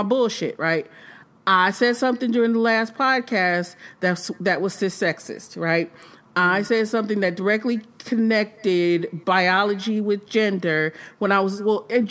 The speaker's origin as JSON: {"language": "English", "region": "Michigan", "country": "United States", "moved": "yes", "lives_now": "Indiana, United States", "said": "I'm from Michigan"}